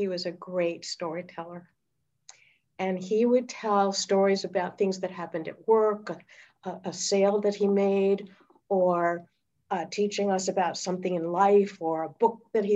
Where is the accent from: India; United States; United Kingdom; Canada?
United States; Newton, Massachusetts; I was born in Newton, Massachusetts